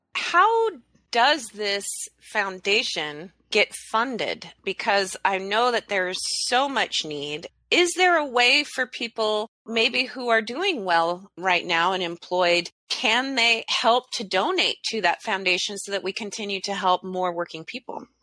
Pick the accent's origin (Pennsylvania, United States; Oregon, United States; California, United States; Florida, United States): Oregon, United States; Talent; also born or lived in Phoenix, Oregon; now in Southwest Washington, United States; I grew up in Southern Oregon. My hometowns of Talent and Phoenix, Oregon are flattened to the ground.